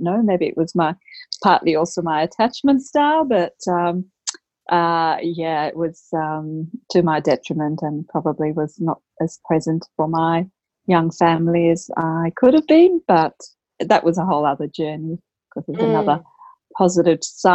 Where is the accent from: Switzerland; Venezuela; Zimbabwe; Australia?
Australia; while I'm Australian, my background's Indian